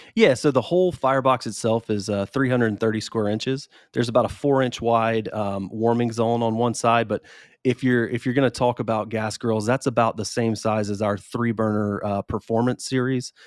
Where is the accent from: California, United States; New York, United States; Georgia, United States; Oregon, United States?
Georgia, United States; Columbus; moved away as an adult; also born or lived in Madison, Wisconsin; now in Columbus, United States; I'm from Columbus originally, and so uh, when I had a chance to come back, I was in Wisconsin